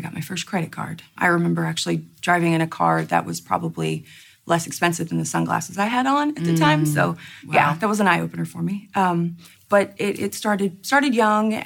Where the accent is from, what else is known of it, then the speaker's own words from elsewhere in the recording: Houston, Texas, United States; my hometown church in Houston